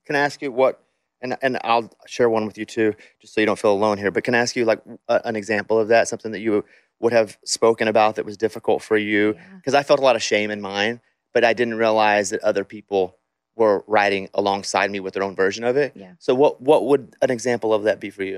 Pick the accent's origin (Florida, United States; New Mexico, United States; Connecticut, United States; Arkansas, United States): Arkansas, United States; I'm from Arkansas, and it's it's poverty there